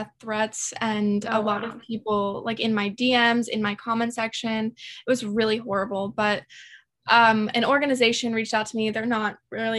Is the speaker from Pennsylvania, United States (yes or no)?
yes; Pennsylvania, United States; I'm from Pennsylvania